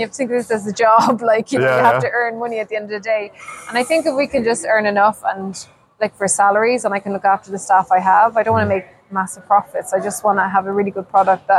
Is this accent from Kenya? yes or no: no; Ireland; moved away as an adult; now in Sweden; growing up in Ireland with my poor mom had like 12 to feed.